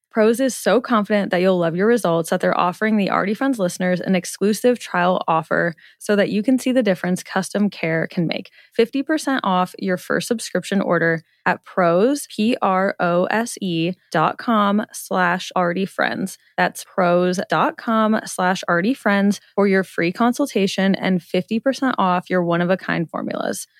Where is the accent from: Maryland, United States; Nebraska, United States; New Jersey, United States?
Nebraska, United States; Omaha; grown up here